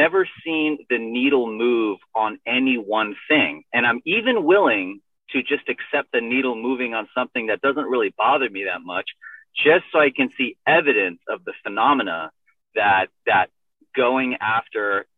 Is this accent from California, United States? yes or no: yes; San Diego, California, United States; I'm from San Diego. I grew up in Rancho Bernardo